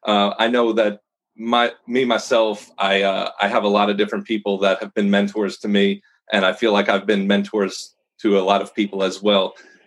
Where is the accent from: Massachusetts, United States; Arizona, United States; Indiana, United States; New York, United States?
New York, United States; now in Dallas, United States; I moved down in 2009 from New York to Dallas, Texas, and I did not even know multifamily industry existed. I grew up in a flooring industry in New York through my father and his father before that.